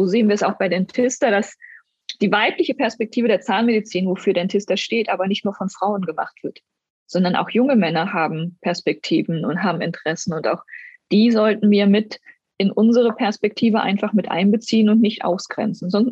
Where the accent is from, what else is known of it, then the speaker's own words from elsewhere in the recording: East Germany, Germany; Ich bin ja in Ostdeutschland groß geworden und bei uns war es selbstverständlich, dass eine Frau nach acht Wochen arbeiten geht.